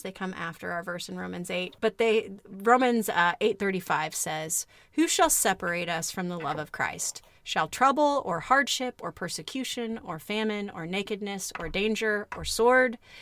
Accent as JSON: {"language": "English", "region": "Kansas", "country": "United States", "tie": "born or raised there", "moved": "yes", "said": "a kid who spent a lot of time growing up in Kansas"}